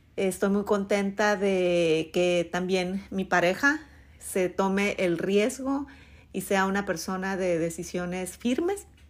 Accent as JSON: {"language": "Spanish", "country": "Mexico", "first_language": "Spanish", "moved": "as an adult", "said": "mi México, pues no, no voy a sufrir eso porque nunca lo viví, porque soy nativa"}